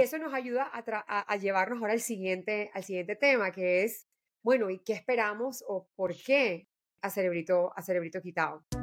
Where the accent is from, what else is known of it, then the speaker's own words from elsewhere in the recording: Colombia; soy eh, mujer colombiana